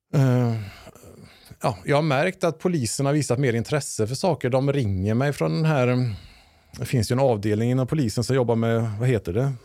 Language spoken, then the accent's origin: Swedish; Lilla Edet, Västra Götaland, Sweden; jag är uppvuxen i en svensk bruksort